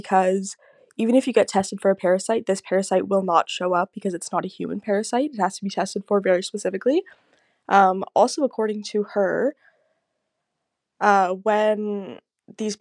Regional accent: Burlington, Ontario, Canada; I'm from Burlington, Ontario, Canada

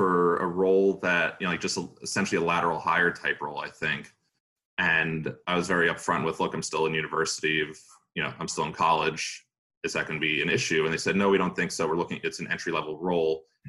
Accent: Long Island, New York, United States; now in New York City, United States; I grew up in Long Island. My parents were living there at the time

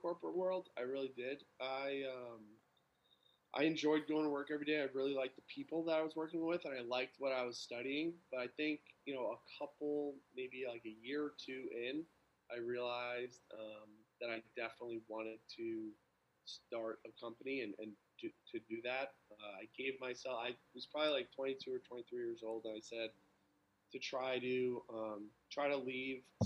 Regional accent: Northport, New York, United States; I grew up in Long Island, a place called Northport, like an hour east of the city

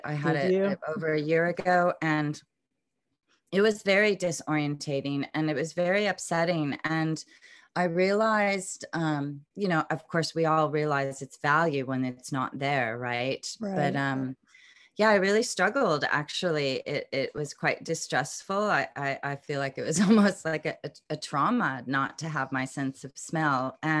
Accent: Pensacola, Florida, United States; born there; So I was born in Pensacola, Florida, but I was born into a military family. So we moved around quite a bit

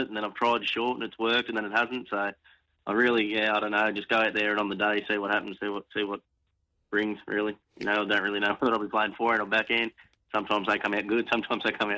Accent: Ballina, New South Wales, Australia; moved away; also born or lived in Warilla, New South Wales; I'm originally from Ballina

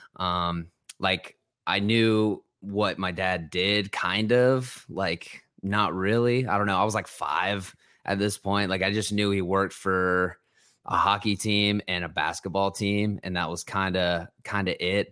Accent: Ohio, United States; born or raised there; also born or lived in New Jersey

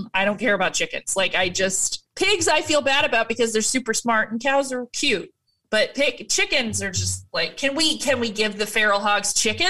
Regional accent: California, United States; as a Californian

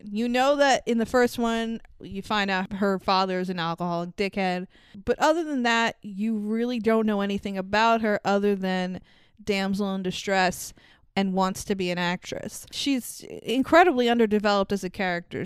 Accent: New York, United States; I'm a New Yorker

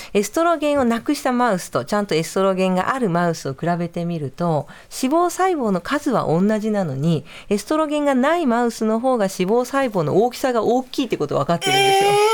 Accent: Nagoya, Aichi, Japan; moved away; 名古屋の出身です

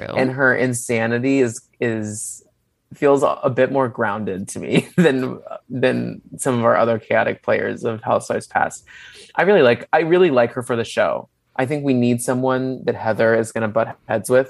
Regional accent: Dallas, Texas, United States; I grew up in Dallas.

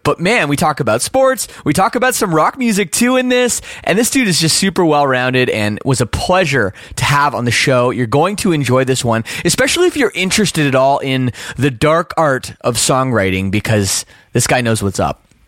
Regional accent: Oakville, Ontario, Canada; accent: Canadian; moved away as an adult; I grew up in Oakville

